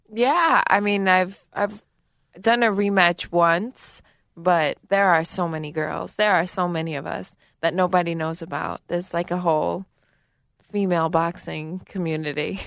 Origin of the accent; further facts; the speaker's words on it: New York City, New York, United States; I grew up in Garrettson Beach in Brooklyn, New York.